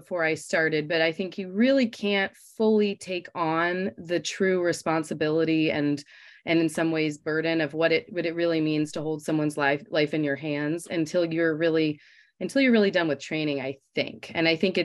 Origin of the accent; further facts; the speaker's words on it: Los Angeles, California, United States; moved away as an adult; now in Michigan, United States; I'm from Los Angeles, California